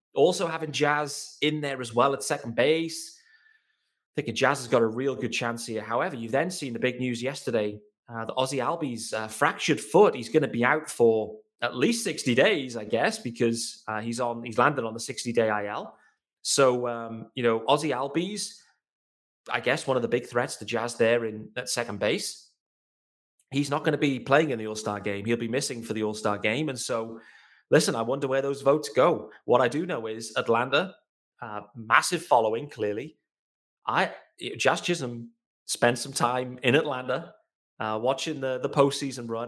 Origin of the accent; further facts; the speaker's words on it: England, United Kingdom; I am a British, I am an English host of Locked On Marlins.